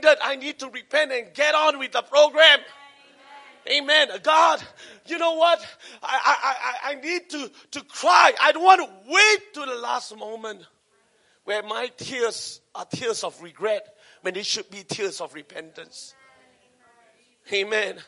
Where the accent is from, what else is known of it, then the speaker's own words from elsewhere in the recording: Singapore; I'm Singaporean